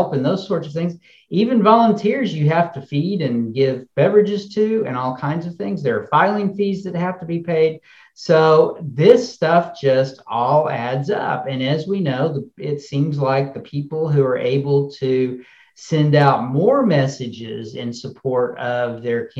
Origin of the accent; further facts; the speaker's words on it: Dallas, Texas, United States; moved away as an adult; also born or lived in Hawaii / Houston, Texas / Brownsville, Texas / Brockport, New York; now in Augusta, United States; I grew up in Dallas, Texas